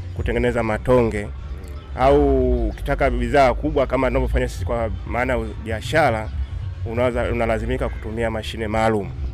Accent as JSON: {"language": "Swahili", "region": "Dar es Salaam", "country": "Tanzania", "said": "kule kwetu Dar es Salaam"}